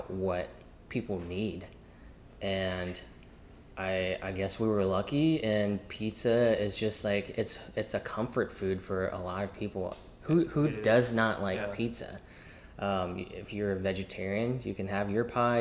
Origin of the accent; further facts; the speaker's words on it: New Orleans, Louisiana, United States; also born or lived in Mississippi / Alabama / Georgia; now in Dallas, United States; I was born in New Orleans, Louisiana